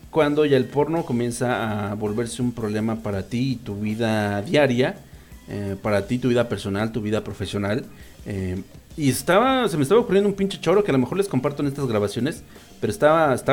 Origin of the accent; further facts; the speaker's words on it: Colombia; eso pasa mucho en Latinoamérica, sobre todo en Colombia, de donde yo soy